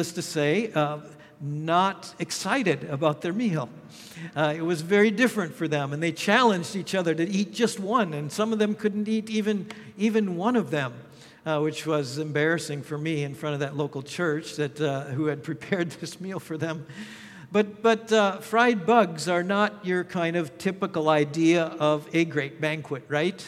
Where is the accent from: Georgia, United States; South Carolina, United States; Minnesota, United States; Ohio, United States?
Minnesota, United States; moved away; also born or lived in Thailand; my home state of Minnesota